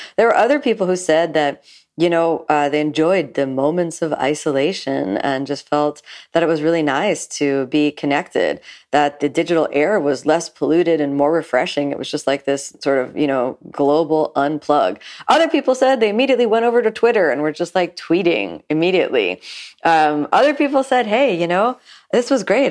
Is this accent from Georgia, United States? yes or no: no; Miami, Florida, United States; I'm from South Florida, from Miami specifically, and I grew up here